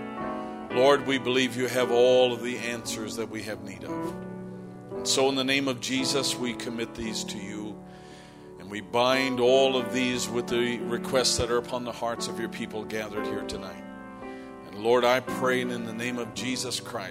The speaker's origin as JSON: {"language": "English", "country": "Canada", "moved": "yes", "said": "As a Canadian"}